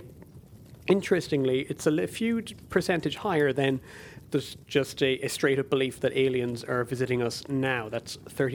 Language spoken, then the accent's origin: English; Ireland; the Irish language television station in my home country